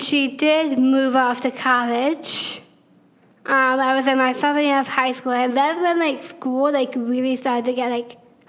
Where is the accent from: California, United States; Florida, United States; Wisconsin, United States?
Florida, United States; Tallahassee; also born or lived in Marianna, Florida; So I was born in Marianna, Florida, which is a little town just an hour away from Tallahassee. I lived there for a little while till I moved to Tallahassee when I was in the third grade.